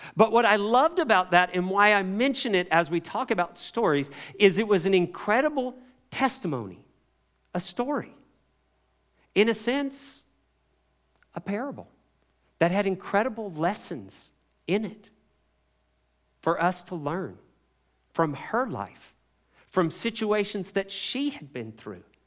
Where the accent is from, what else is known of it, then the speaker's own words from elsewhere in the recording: Kentucky, United States; as a child, I grew up in Kentucky, tobacco country